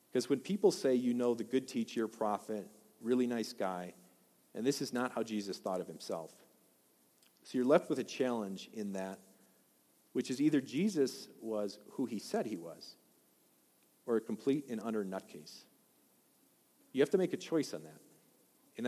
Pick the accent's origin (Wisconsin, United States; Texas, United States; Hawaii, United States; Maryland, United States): Wisconsin, United States; also born or lived in Washington; now in Colorado, United States; I'm from Wisconsin